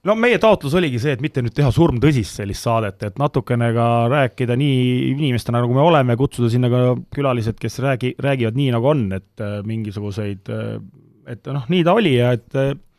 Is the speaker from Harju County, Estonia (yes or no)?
yes; Tallinn, Harju County, Estonia; Nõmme ja Mustamäel ma olen üles kasvanud